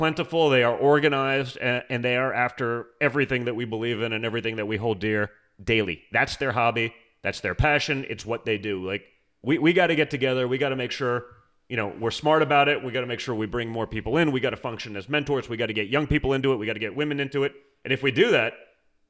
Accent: New York City, New York, United States; I grew up in New York City

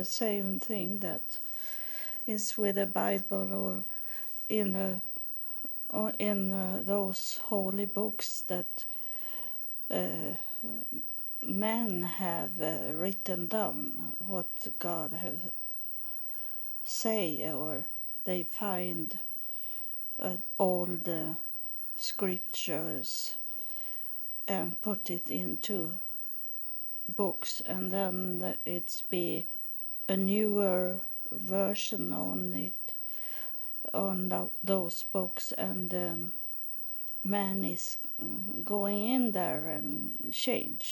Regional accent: Sweden; English is a second language; I am from Sweden

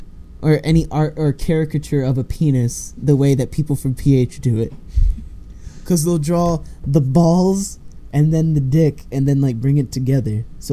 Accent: Defiance, Ohio, United States; I came from Defiance to Patrick Henry, and I went from Defiance from second grade to freshman year

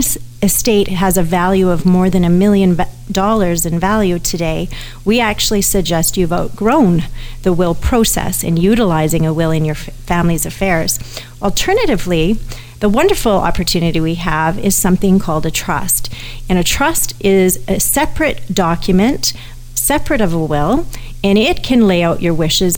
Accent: Canada; I'm a Canadian

